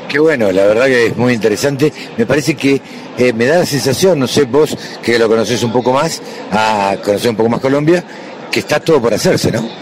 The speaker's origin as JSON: {"language": "Spanish", "country": "Argentina"}